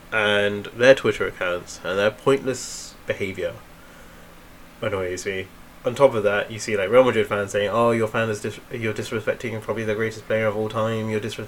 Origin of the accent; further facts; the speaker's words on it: India; I am Indian. And I've seen the level of ball knowledge when I go there.